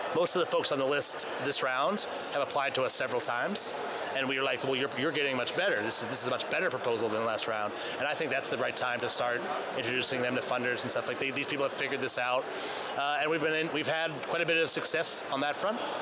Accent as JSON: {"language": "English", "region": "Maine", "country": "United States", "tie": "born or raised there", "said": "I'm from Maine"}